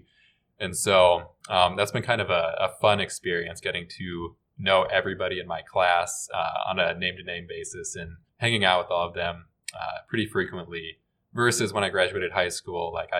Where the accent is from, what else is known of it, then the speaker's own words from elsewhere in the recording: Nebraska, United States; I was also born and raised in Nebraska